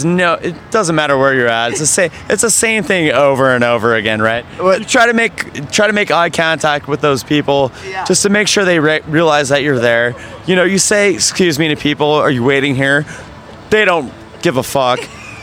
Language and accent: English; Denver, Colorado, United States; moved away; also born or lived in Southern California; I'm from Southern California. Denver originally, though.